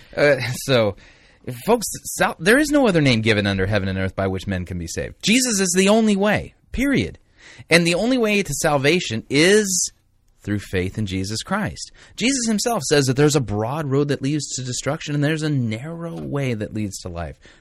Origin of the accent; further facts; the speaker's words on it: Torrance, California, United States; Torrance, California. I was born in Torrance